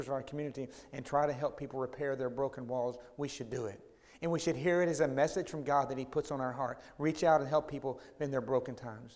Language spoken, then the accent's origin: English; Dallas, Texas, United States; when I grew up in Oak Cliff, about 20-something miles from here